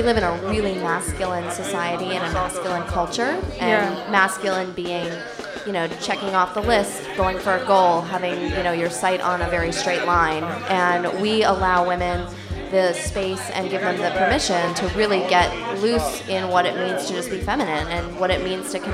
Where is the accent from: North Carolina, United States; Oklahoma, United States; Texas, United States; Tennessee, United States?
North Carolina, United States; also born or lived in New York / New Jersey / Los Angeles; now in Jersey City, United States; From North Carolina